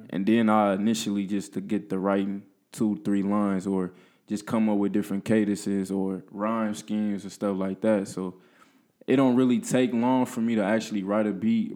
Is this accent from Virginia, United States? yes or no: no; Peoria, Illinois, United States; I'm from Peoria. Went to high school at Central